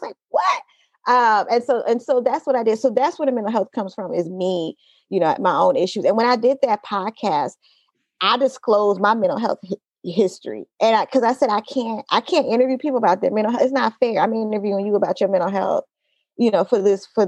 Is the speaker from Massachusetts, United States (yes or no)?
no; Oakland, California, United States; also born or lived in Los Angeles; I grew up in Oakland. I grew up specifically in East Oakland.